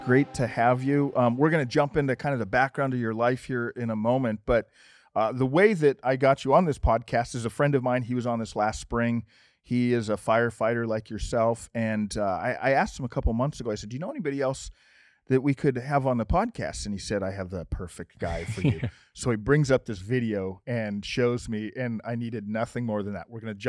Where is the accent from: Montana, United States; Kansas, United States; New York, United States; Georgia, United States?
Montana, United States; now in Phoenix, United States; we're from Montana originally, and when we moved down here